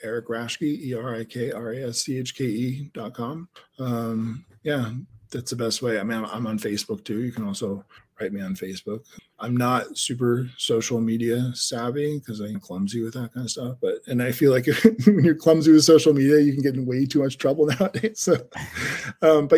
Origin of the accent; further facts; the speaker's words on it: Denver, Colorado, United States; moved away as an adult; also born or lived in Amsterdam, Netherlands / New York; now in Netherlands; I grew up in Denver, Colorado